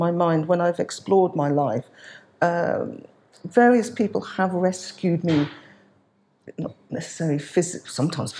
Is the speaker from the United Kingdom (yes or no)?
yes; Birmingham, West Midlands, United Kingdom; now in London, United Kingdom; as Irish Nigerian heritage, born in London, not born in London, born in Birmingham, but have made my life in London now